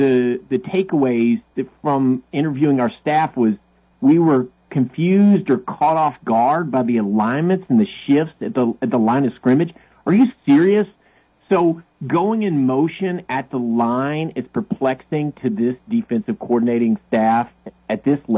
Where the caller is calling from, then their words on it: London, United Kingdom; Yeah, this is …. I'm actually calling from London.